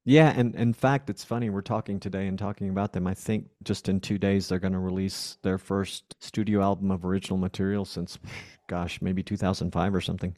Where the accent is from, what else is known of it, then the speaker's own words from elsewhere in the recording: Arlington, Texas, United States; moved away as an adult; also born or lived in Fort Worth, Texas / Panama; now in Mexico; I grew up in Arlington, Texas. I was born in Fort Worth, Texas